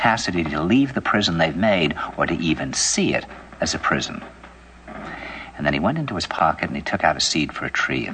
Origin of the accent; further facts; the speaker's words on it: New York, United States; New York